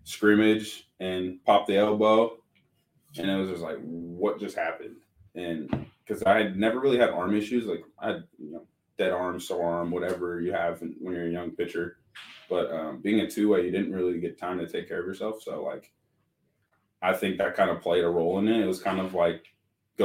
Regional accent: Tucson, Arizona, United States; also born or lived in Vail, Arizona; I grew up in Tucson

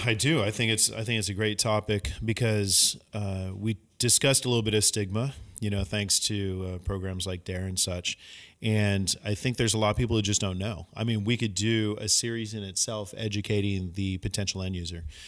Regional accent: San Francisco, California, United States; growing up in San Francisco

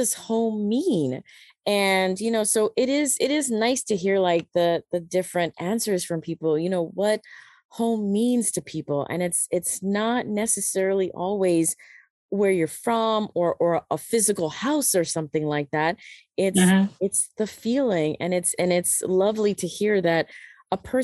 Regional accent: United States; moved away as an adult; also born or lived in Panama; now in China; I lived for really practically all my life in America.

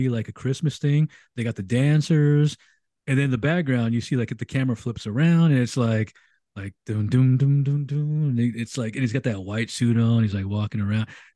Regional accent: United States; as an American

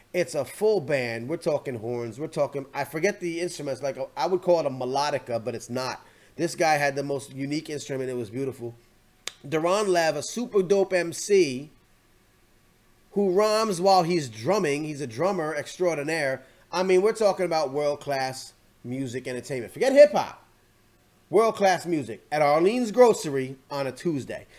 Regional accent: Long Island, New York, United States; I was from Long Island.

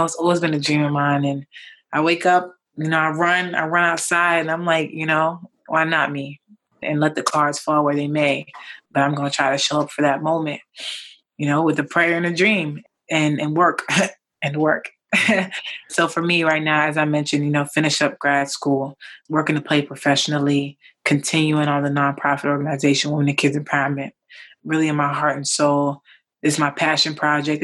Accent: New York, United States; I grew up in New York

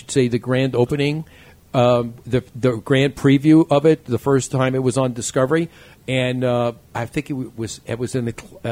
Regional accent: New York City, New York, United States; I'm from New York.

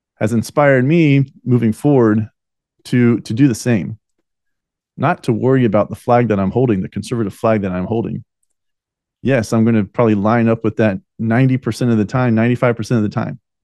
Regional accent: United States; we the American people

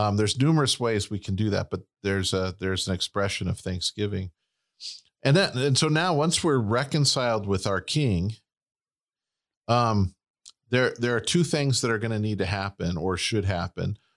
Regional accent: United States; we're Americans

